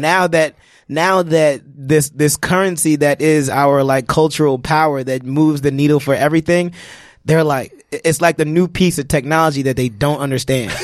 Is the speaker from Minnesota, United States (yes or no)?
no; New York City, New York, United States; growing up in Brooklyn